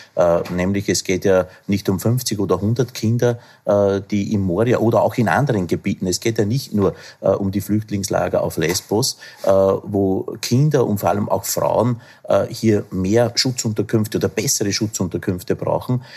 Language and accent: German; Upper Austria, Austria; aus meinem Heimatbundesland Oberösterreich